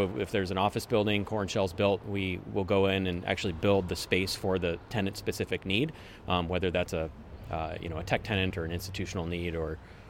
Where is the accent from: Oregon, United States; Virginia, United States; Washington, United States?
Washington, United States; Woodinville; now in Kirkland, United States; I grew up in Woodinville. Haven't really gone far from home. I live in Kirkland currently. Went to the UW, went to Woodinville High School